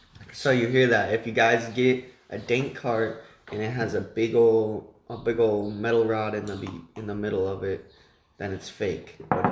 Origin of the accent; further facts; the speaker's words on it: Illinois, United States; now in Texas, United States; I'm from Illinois.